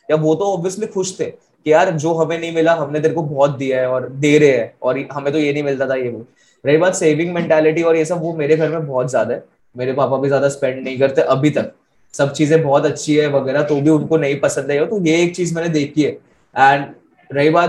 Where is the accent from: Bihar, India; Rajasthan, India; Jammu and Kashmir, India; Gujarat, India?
Gujarat, India; Ahmedabad; also born or lived in Delhi / Karnal; मेरा बचपन अलग अलग सिटीज में बीता मतलब मेनली अहमदाबाद दिल्ली ये वो ऐसा ठीक है करनाल में था मैं पहले